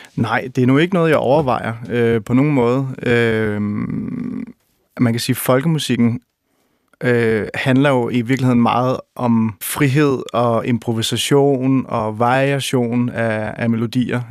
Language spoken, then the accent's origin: Danish; Roskilde, Zealand, Denmark; i Roskilde, hvor jeg, hvor jeg voksede op øh, i, i 70'erne og 80'erne